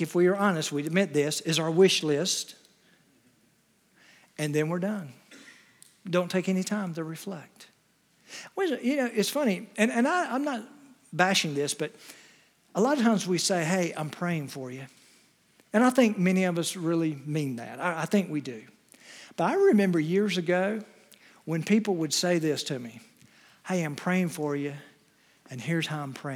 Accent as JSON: {"language": "English", "town": "Wilmington", "country": "United States", "tie": "born or raised there", "said": "I grew up in the Wilmington area. We had two channels when I was growing up"}